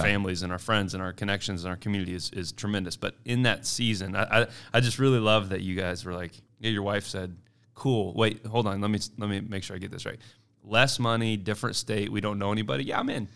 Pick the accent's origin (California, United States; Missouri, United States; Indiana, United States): Missouri, United States; Kansas City; I grew up year in the Northland of K C, um, Kansas City North.